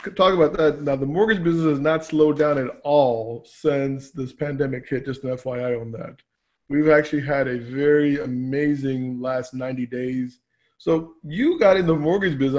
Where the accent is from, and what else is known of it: Annandale, Virginia, United States; born or raised there; also born or lived in Pakistan